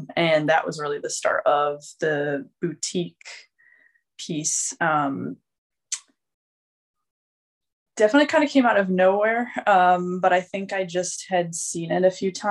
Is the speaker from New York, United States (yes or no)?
no; Michigan, United States; moved away as an adult; also born or lived in South Dakota; I'm originally from Michigan. I went out to college in South Dakota